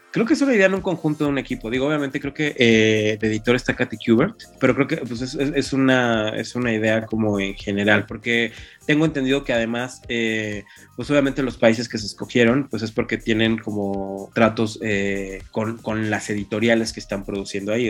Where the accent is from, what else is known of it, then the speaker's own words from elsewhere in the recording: Mexico City, Mexico; los dos somos chilangos y estábamos aquí